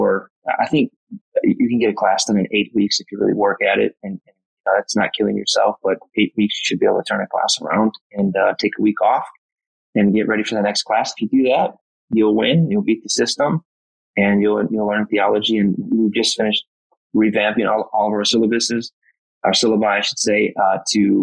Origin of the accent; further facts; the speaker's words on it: Michigan, United States; now in Palm Springs, United States; I'm from Michigan